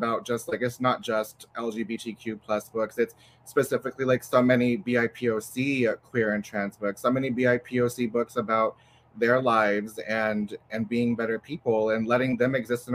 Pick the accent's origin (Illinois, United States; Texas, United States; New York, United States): Texas, United States; as a Texan writer, especially as someone whose books will probably not see a lot of classroom shelves living in Texas